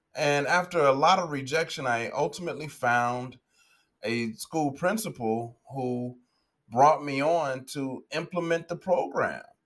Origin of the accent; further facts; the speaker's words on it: Chicago, Illinois, United States; I'm from the south side of Chicago, born and raised in the States